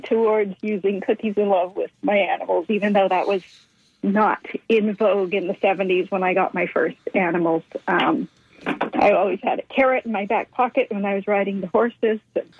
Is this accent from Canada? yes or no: yes; Toronto, Ontario, Canada; born there; also born or lived in British Columbia; I was born in Toronto, but I've lived all over. Mm-hmm. And I spent the most time on the West Coast.